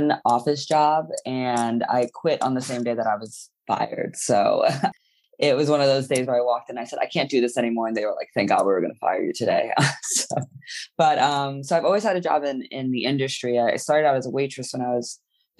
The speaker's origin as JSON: {"language": "English", "town": "New York City", "region": "New York", "country": "United States", "tie": "born or raised there", "said": "I grew up in New York City. I was born at the at New York Hospital"}